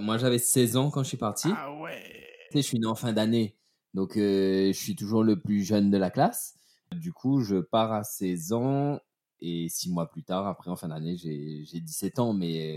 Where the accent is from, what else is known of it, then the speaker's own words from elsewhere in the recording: Saint-Leu, Réunion; moved away as an adult; also born or lived in Saint-Pierre, Réunion / Saint-Philippe, Réunion; je suis né à Saint-Pierre et j'ai vécu à mi-temps entre la Chaloupe Saint-Leu et Saint-Philippe, mais plus à la Chaloupe Saint-Leu